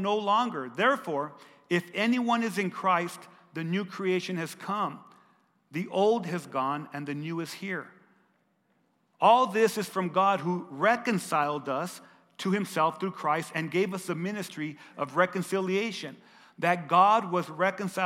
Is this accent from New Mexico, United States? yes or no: yes; Lordsburg, New Mexico, United States; We grew up together in Lordsburg, New Mexico